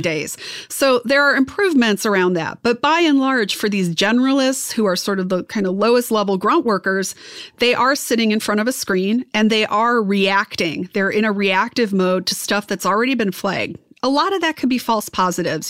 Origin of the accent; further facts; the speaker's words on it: Wisconsin, United States; I'm from Wisconsin. You know, we're corn fed